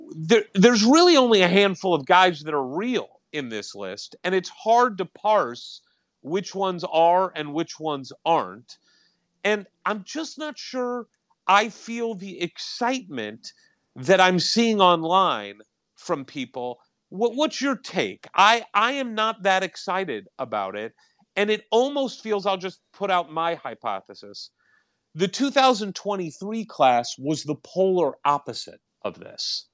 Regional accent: St. Louis, Missouri, United States; moved away; also born or lived in Indiana; I'm, well, originally from Saint Louis. Went to school at I U, my dad's from Gary

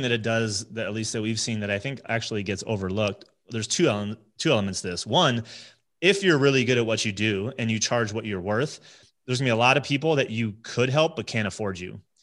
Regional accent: New Jersey, United States; moved away as an adult; also born or lived in Connecticut / upstate New York; now in Colorado, United States; born and raised New Jersey

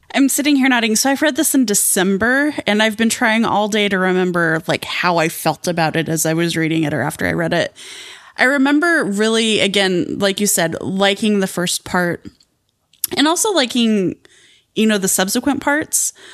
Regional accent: Southwestern Colorado, United States; I grew up in Southwest, Southwestern Colorado, um, near the Navajo Nation

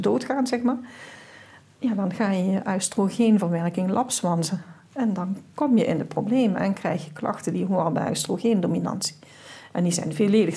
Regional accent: South Limburg, Netherlands; Ik kom uit Zuid-Limburg, zoals je wel hoort

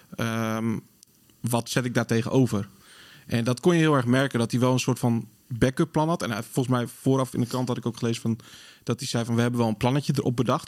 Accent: Sleen, Drenthe, Netherlands; now in Groningen, Netherlands; geboren in Sleen

